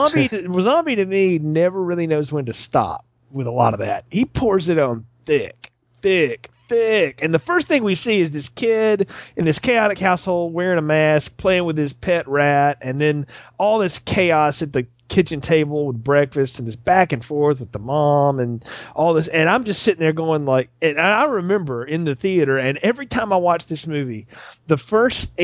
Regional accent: the South, United States; I'm from the South. That's how people talk.

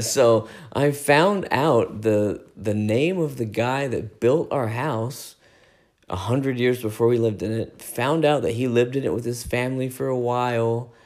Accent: United States; we're American

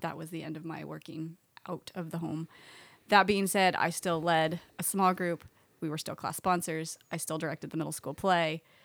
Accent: Oregon, United States; moved away as an adult; I was born in Oregon and grew up there

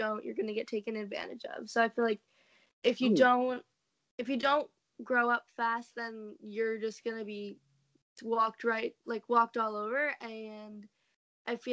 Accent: New York, United States; I am from New York

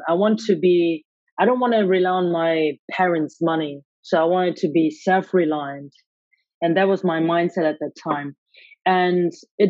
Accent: Germany; I was born and raised in Germany by Hong Kong Chinese parents

